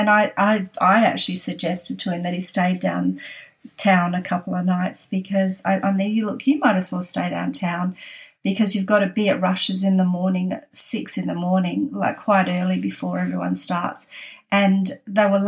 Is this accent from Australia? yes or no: yes; Australia; now in San Francisco, United States; we're that Australian family